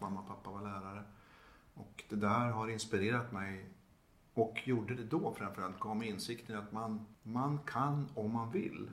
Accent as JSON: {"language": "Swedish", "town": "Gävle", "region": "Gävleborg County", "country": "Sweden", "tie": "born or raised there", "said": "det fanns i Gävle då där jag växte upp"}